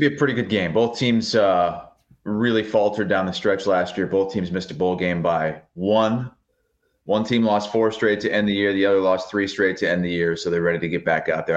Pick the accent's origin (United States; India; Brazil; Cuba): United States; Eastern Iowa; I'm from Eastern Iowa